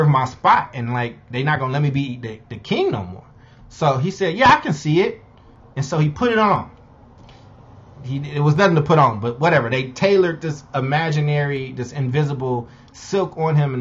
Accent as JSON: {"language": "English", "town": "Chicago", "region": "Illinois", "country": "United States", "tie": "born or raised there", "said": "my hometown of Chicago"}